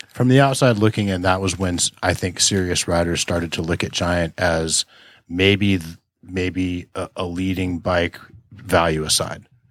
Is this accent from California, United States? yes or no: yes; Tustin, California, United States; when I was a kid growing up around Tustin, California